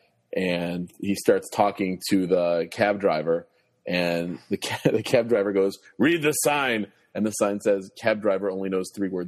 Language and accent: English; Chicago, Illinois, United States; as a Chicagoan, as a White Sox fan